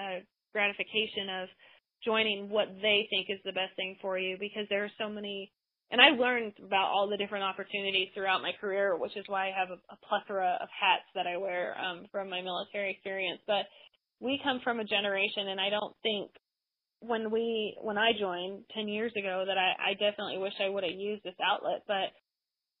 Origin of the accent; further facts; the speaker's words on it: United States; being an American, a woman in America